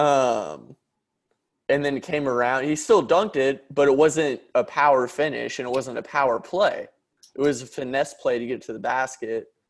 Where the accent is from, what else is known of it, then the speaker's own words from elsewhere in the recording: Dallas, Texas, United States; I'm from Dallas